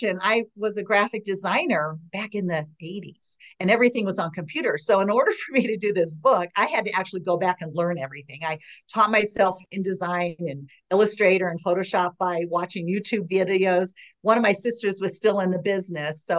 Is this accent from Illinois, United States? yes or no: yes; Chicago, Illinois, United States; moved away as an adult; also born or lived in Arlington Heights, Illinois; now in Denver, United States; I grew up in Chicago